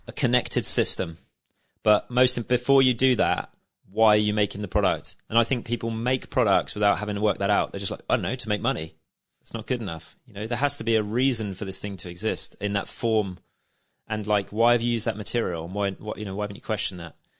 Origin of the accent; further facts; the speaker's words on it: Shanklin, South East England, United Kingdom; I'm nineteen and I'm from Shanklin